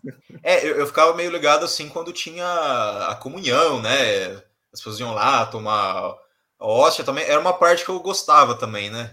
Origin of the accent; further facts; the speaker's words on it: São Paulo, Brazil; eu nasci aqui, eu, eu, nasci no Brasil, em São Paulo